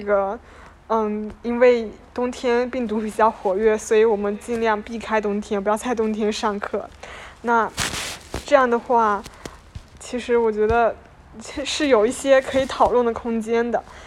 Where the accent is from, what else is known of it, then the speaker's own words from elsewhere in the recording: Fujian, China; moved away as an adult; now in Shanghai, China; 我作为一个福建人，然后到上海